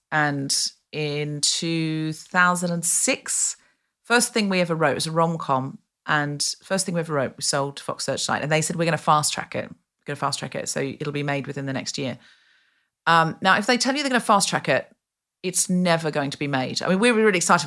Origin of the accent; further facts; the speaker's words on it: Australia; moved away; I was raised in Australia